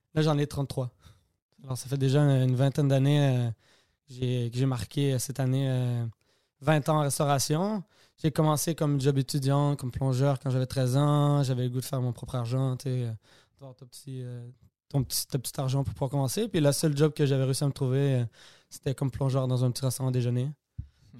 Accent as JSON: {"language": "French", "region": "Quebec", "country": "Canada", "said": "je suis québécois"}